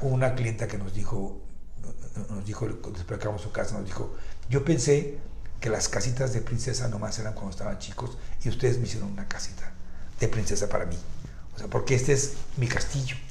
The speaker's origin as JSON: {"language": "Spanish", "country": "Mexico"}